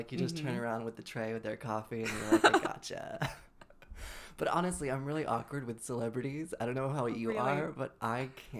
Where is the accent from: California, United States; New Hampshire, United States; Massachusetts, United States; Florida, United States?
Massachusetts, United States